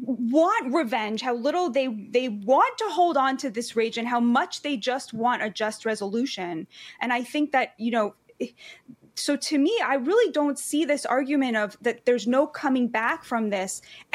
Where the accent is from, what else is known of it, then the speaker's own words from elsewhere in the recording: United States; I'm American